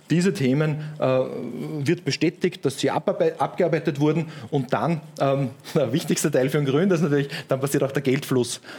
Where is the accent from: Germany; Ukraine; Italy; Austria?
Austria; Upper Austria; aber ich war ähm, als Oberösterreicher quasi ähm, bei, einer, bei einer lokalen Bank